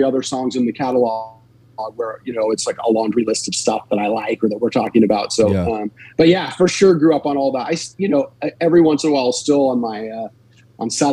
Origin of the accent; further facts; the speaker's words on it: Los Angeles, California, United States; also born or lived in North Bay Area, California; I grew up in Los Angeles